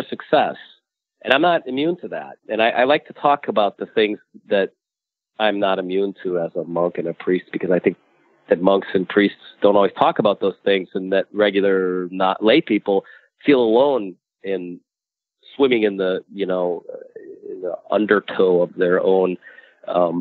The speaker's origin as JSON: {"language": "English", "country": "United States", "tie": "born or raised there", "said": "I'm an American too, which means I'm I grew up within the context of the American dream"}